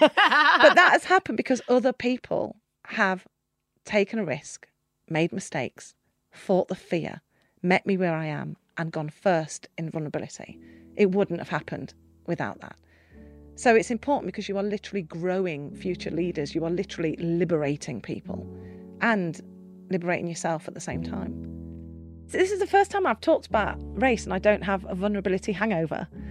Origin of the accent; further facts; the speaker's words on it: Nottingham, East Midlands, United Kingdom; half Nottingham 'cause that's where I was born.